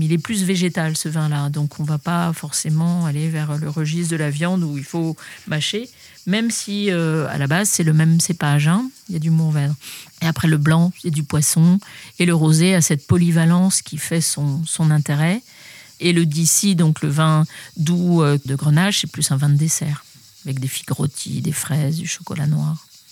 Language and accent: French; Paris region, Île-de-France, France; now in Bandol, France; je suis née à Paris même, mais euh, j'ai jamais eu euh, de bonnes sensations à Paris. On a quitté la ville pour reprendre une propriété aussi en région parisienne euh, à mes 9 ans